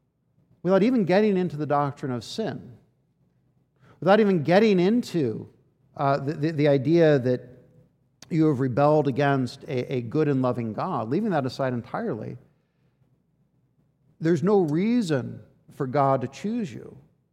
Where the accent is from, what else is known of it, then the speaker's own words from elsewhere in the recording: Washington, D.C. area, United States; I spent a big chunk of my life growing up outside of Washington, D.C., which is full of memorials